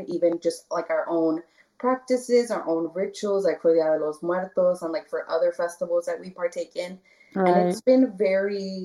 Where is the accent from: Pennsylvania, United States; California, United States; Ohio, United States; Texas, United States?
Texas, United States; Brownsville; also born or lived in Dallas, Texas; I grew up in the Valley. I'm from Brownsville, Texas. I was born in Dallas